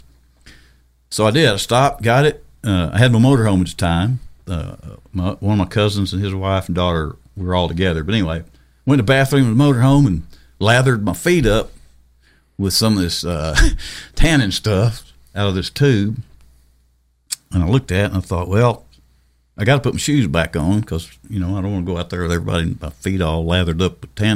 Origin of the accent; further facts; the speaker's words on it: Ozark Mountains, the Ozarks, United States; my hometown back out in those hills